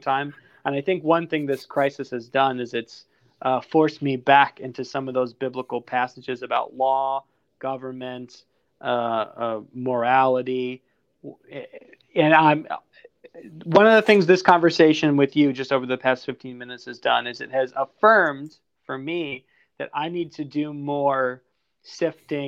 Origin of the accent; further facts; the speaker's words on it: United States; as American Christians